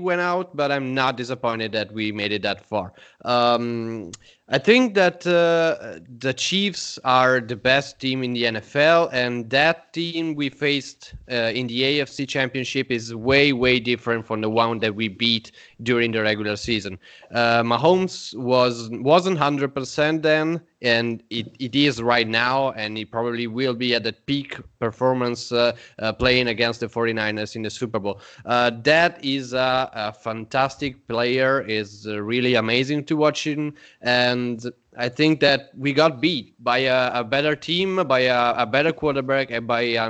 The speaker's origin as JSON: {"language": "English", "country": "Italy", "said": "we are from Italy."}